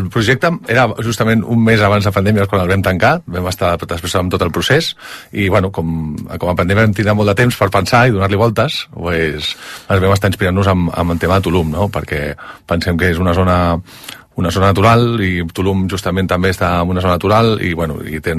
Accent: Castelldefels, Catalonia, Spain; born or raised there

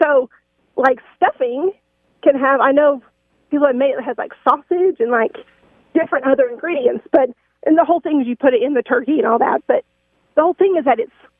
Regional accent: Texas, United States; So I'm from Texas, and so I grew up only eating dressing

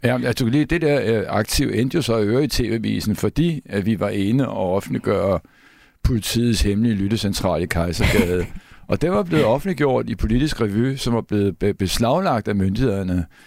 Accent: Copenhagen, Capital Region of Denmark, Denmark; jeg er opvokset på Christianshavn

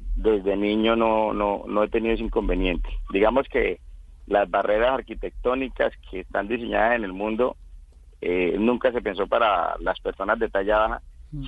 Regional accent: Casanare, Colombia; decidí regresar a mi, a mi pueblo, a mi departamento, el departamento de Casanare

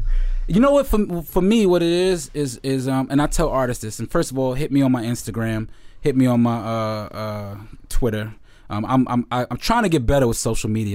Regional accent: New York, United States; I'm from the Heights, uh, and, you know, I speak a little Spanish, but, um, but I'm, but my family's from Jamaica

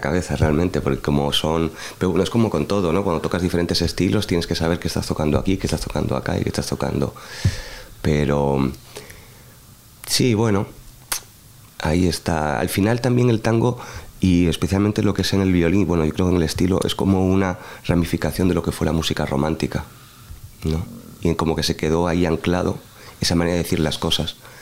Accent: Madrid, Community of Madrid, Spain; como español

